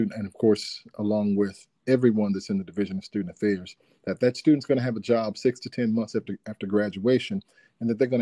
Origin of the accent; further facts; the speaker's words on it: Dunn, North Carolina, United States; also born or lived in Ohio / Georgia; I am from North Carolina, born and raised here in a small city called Dunn.